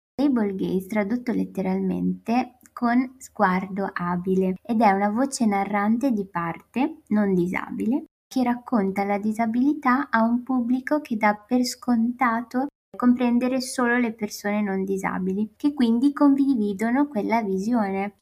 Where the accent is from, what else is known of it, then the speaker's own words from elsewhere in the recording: Eritrea; now in Bologna, Italy; vengo dall'Eritrea, studio economia e diritto a Bologna